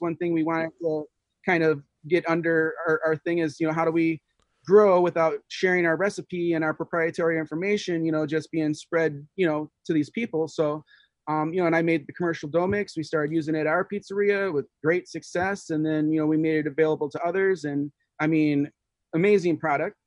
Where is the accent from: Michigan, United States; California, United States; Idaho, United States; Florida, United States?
Michigan, United States; Detroit; I was born in Detroit, and you know, I, I was only there to third grade